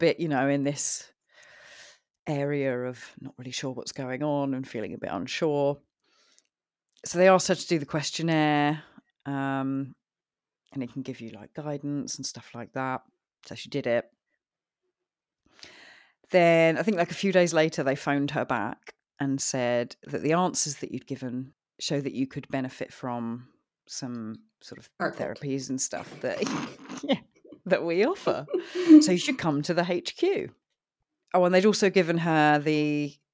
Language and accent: English; East Grinstead, South East England, United Kingdom; also born or lived in Sutton, London; when I was about 7 or 8, we moved from Sutton, which was in Surrey at the time, but it's now in like Greater London. And we moved to East Grinstead